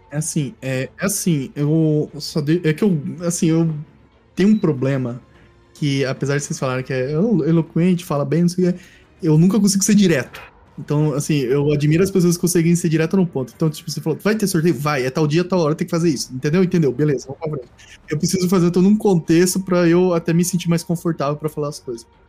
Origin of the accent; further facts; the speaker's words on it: Centre-West, Brazil; eu que sou do Centro-Oeste